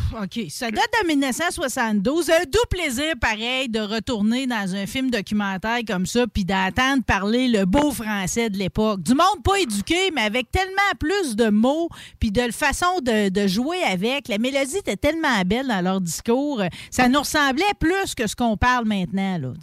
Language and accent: French; Northern Quebec, Canada; je suis une bonne Québécoise du Nord